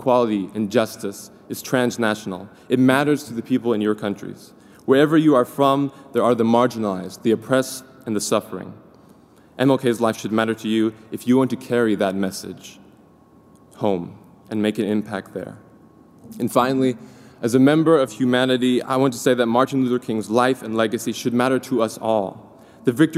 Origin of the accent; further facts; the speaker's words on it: China; moved away as an adult; now in United States; I was born in China to a white American father and a Hakka Chinese mama.